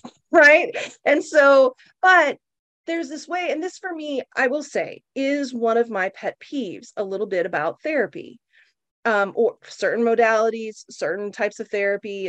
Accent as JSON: {"language": "English", "region": "Oklahoma", "country": "United States", "tie": "born or raised there", "moved": "yes", "lives_now": "San Francisco, United States", "said": "I grew up in Oklahoma."}